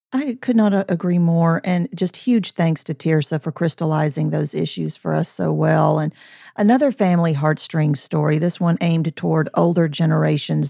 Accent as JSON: {"language": "English", "town": "Columbia", "region": "Tennessee", "country": "United States", "tie": "born or raised there", "said": "we grew up in Columbia, Tennessee"}